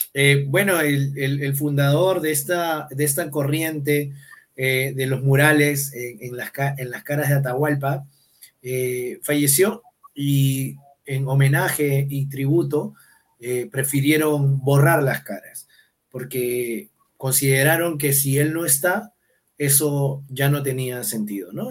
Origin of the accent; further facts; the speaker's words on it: Callao, Peru; yo soy chalaco de nacimiento, soy, soy salsero del Callao